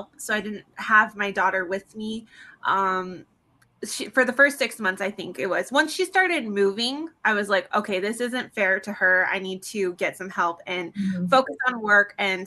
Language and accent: English; San Diego, California, United States; I grew up in San Diego